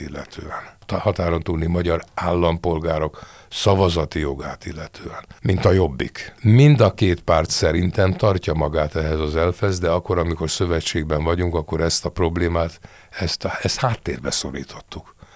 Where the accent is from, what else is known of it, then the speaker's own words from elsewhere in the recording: Hungary; én ide születtem, magyarul gondolkozom